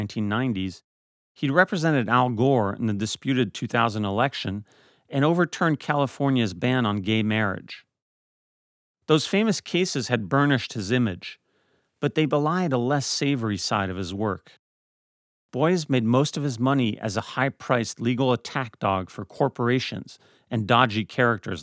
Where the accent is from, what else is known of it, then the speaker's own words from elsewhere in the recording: Paris, Île-de-France, France; moved away; I am French. I grew up in Paris, raised by a French father